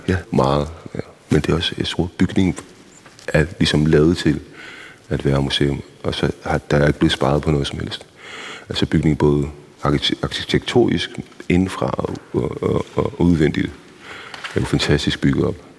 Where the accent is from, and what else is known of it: Copenhagen, Capital Region of Denmark, Denmark; born or raised there; also born or lived in Iraq / Baghdad